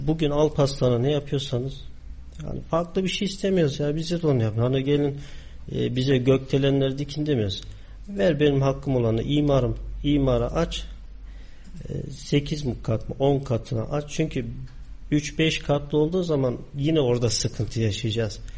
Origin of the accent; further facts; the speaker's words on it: Kayseri, Kayseri Province, Turkey; also born or lived in Ağrı; Aslen Ağrılı, Kayseri'de doğup büyüdüm.